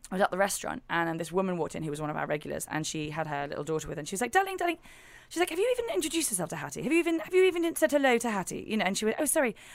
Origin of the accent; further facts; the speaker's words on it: England, United Kingdom; We are so English.